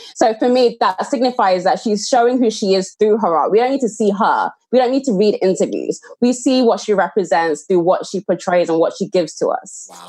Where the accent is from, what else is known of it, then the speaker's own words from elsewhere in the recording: Nigeria; as a Nigerian woman